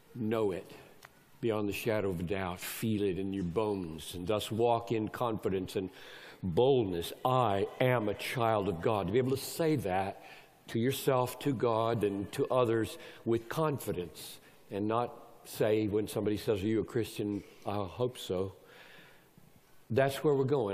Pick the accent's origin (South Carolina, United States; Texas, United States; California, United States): South Carolina, United States; Greenville; I grew up in Greenville, South Carolina